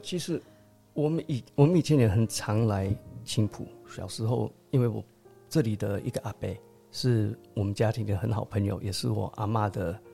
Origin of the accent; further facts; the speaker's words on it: United States; accent: ABC; also born or lived in Qingpu, Taoyuan, Taiwan; now in Taoyuan, Taiwan; 我从小以前就在美国长大，后来就是比较美式这样子，所以讲话有时候比较A B C